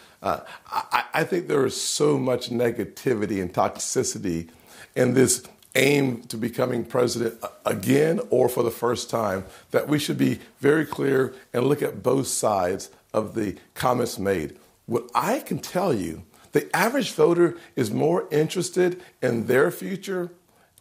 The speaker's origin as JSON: {"language": "English", "region": "South Carolina", "country": "United States", "tie": "born or raised there", "said": "my home state of South Carolina"}